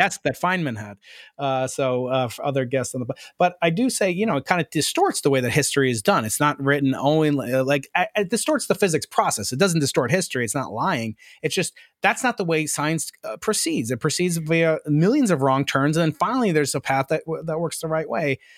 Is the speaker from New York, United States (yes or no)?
yes; New York City, New York, United States; moved away; I'm a New Yorker